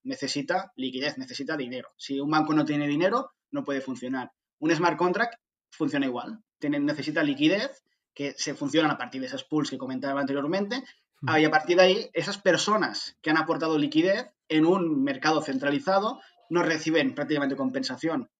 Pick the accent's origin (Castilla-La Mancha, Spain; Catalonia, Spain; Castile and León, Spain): Catalonia, Spain; Barcelona; soy de Barcelona